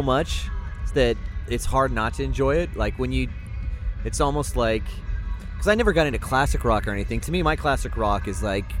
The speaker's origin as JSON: {"language": "English", "region": "California", "country": "United States", "tie": "born or raised there", "said": "In Orange County, Southern California."}